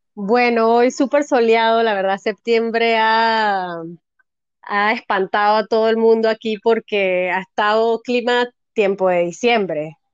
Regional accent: Panama; also born or lived in Cambutal, Los Santos; soy panameña, eh, vivo en Cambutal desde hace muchos años, Cambutal en Los Santos

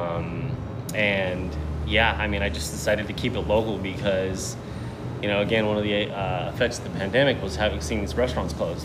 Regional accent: Rosemead, California, United States; now in Long Beach, United States; I grew up in the San Gabriel Valley, so like Rosemead, SGV

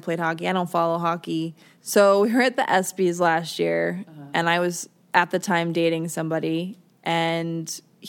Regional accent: Minnesota, United States; I'm from Minnesota

